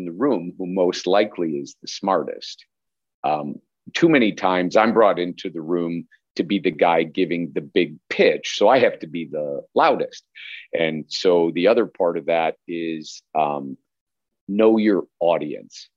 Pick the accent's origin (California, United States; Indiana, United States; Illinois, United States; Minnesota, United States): Illinois, United States; Chicago; I grew up in Chicago area